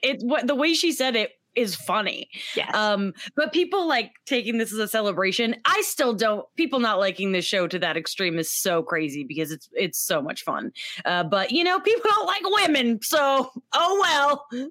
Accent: Sarasota, Florida, United States; my hometown, Sarasota, Florida

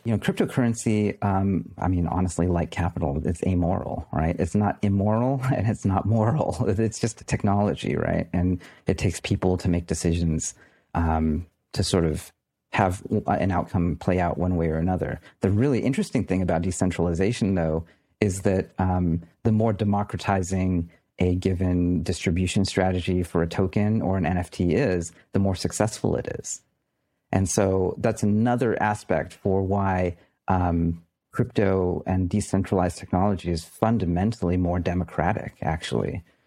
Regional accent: United States; I'm an American.

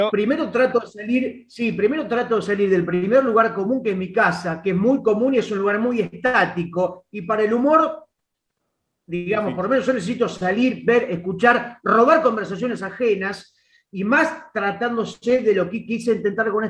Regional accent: Buenos Aires, Argentina; Aún siendo porteño y aún viviendo todos los días, a veces uno creo que pierde la perspectiva de lo que es esta ciudad

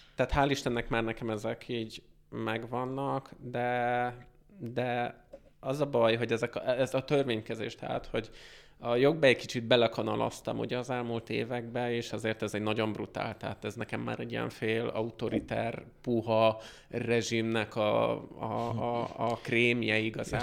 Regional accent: Hungary; moved away as an adult; now in United States

